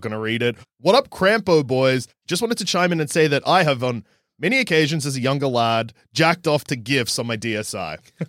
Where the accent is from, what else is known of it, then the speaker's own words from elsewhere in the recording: Japan; I grew up in Japan where I was a horny teen.